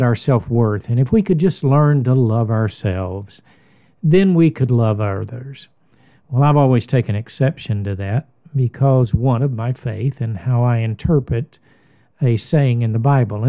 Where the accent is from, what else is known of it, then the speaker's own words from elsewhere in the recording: United States; I'm an American